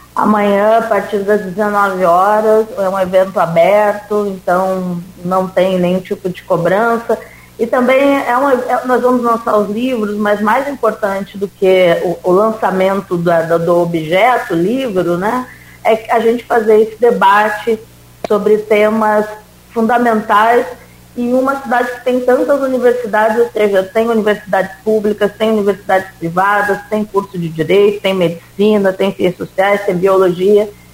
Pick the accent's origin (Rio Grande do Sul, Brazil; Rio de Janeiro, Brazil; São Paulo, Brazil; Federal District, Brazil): Rio Grande do Sul, Brazil; now in Campos dos Goytacazes, Brazil; eu sou do Rio Grande do Sul